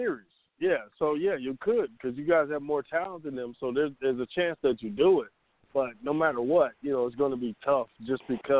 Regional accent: Chicago, Illinois, United States; now in Atlanta, United States; I'm from Chicago, but I'm in Atlanta.

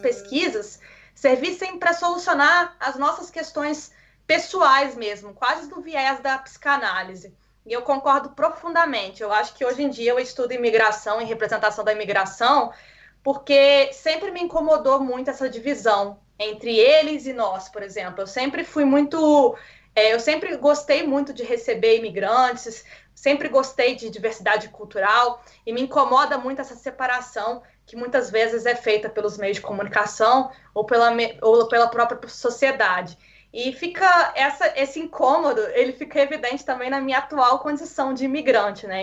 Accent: Minas Gerais, Brazil; moved away as an adult; eu vim de Minas Gerais

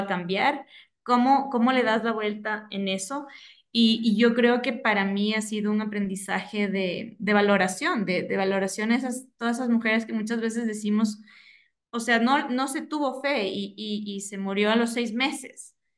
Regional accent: Ecuador; yo vivo en Ecuador, soy orgullosamente ecuatoriana

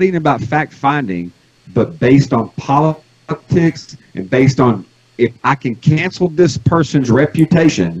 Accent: United States; as an American

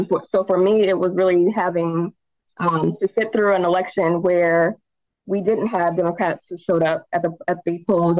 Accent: Indianapolis, Indiana, United States; also born or lived in Anderson, Indiana; I was actually born in Anderson, moved here when I was 5, so I don't think it counts. But I still love my hometown, nevertheless, but I was raised in Indianapolis

